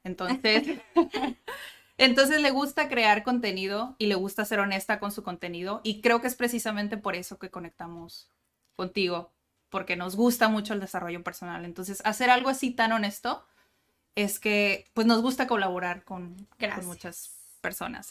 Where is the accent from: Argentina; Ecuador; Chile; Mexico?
Mexico; Tijuana, Baja California; yo soy de Tijuana y nací en Tijuana y toda mi vida he estado en Tijuana